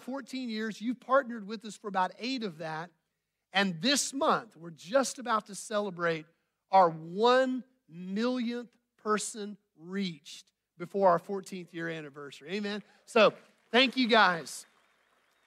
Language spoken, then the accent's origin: English; Bentonville, Arkansas, United States; moved away as an adult; also born or lived in Dubai; now in Houston, United States; I'm a Bentonville guy